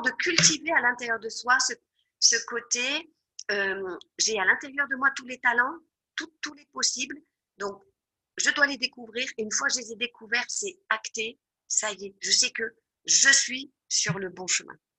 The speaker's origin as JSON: {"language": "French", "country": "France", "moved": "yes", "said": "je suis française"}